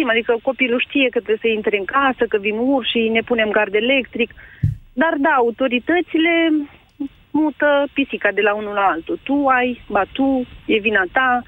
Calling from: Băile Tușnad, Harghita County, Romania; Vă sunt de la Băile Tușnad, din județul Havita.

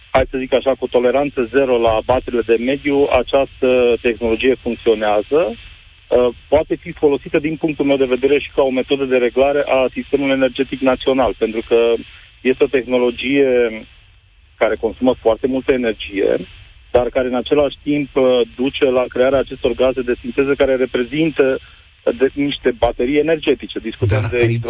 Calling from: Timișoara, Timiș County, Romania; Domnilor, bună ziua, vă sunt din Timișoara.

